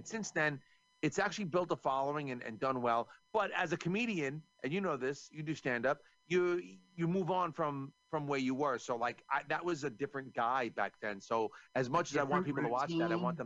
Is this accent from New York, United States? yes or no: yes; New York, United States; I'm from New York